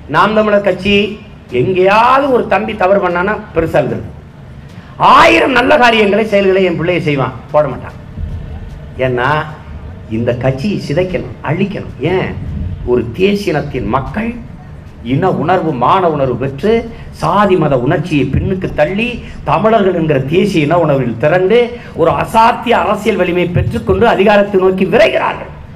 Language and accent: Tamil; Tamil Nadu, India; உலகத்தின் எந்த ஓரத்திற்கு போனாலும் நான் தமிழன்